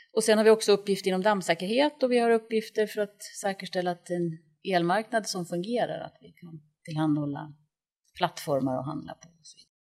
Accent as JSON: {"language": "Swedish", "town": "Östersund", "region": "Jämtland", "country": "Sweden", "moved": "as an adult", "lives_now": "Stockholm, Sweden", "said": "jag kommer från Östersund och flyttade till Stockholm 1983 när jag började på KTH"}